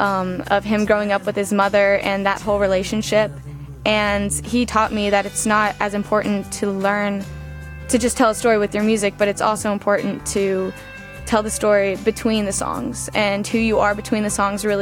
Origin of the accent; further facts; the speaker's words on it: Atlanta, Georgia, United States; I'm from Atlanta, Georgia.